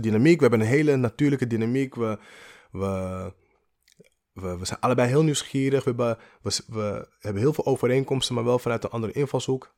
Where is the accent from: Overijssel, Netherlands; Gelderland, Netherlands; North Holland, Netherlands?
North Holland, Netherlands; Amsterdam; in Amsterdam, in de pijp